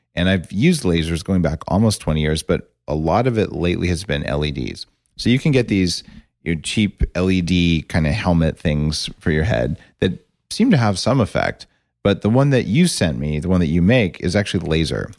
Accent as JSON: {"language": "English", "region": "New Mexico", "country": "United States", "tie": "born or raised there", "said": "I grew up in New Mexico, and I'm an engineer"}